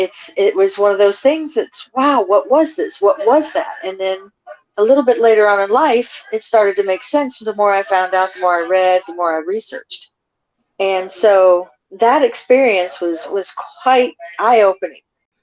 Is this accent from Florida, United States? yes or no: yes; Florida, United States; I'm from Florida. Military family, in and out of different countries.